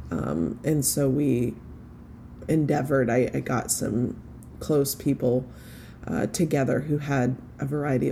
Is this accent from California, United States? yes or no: no; Fort Worth, Texas, United States; I was born and raised in Fort Worth, Texas